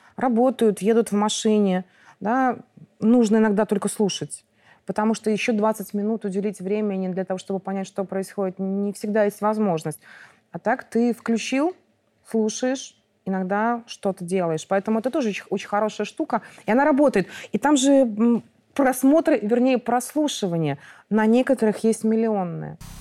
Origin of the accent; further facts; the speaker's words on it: Mogilev, Mogilev Region, Belarus; moved away as an adult; now in Minsk, Belarus; Я выросла в Могилёве